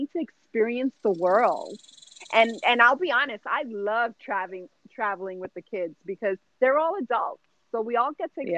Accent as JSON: {"language": "English", "town": "New York City", "region": "New York", "country": "United States", "tie": "born or raised there", "said": "born and raised in the Bronx"}